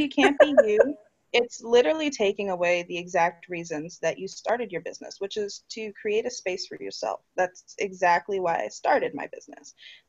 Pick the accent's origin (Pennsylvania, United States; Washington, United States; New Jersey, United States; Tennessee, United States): New Jersey, United States; accent: Jersey; I get to the Virgin Islands and I have my Jersey accent